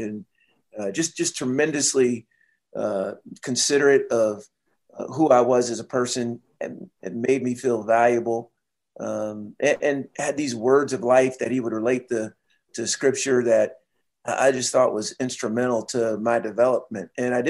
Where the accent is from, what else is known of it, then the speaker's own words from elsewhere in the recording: Seattle, Washington, United States; I was first working, I was from Seattle or lived in Seattle.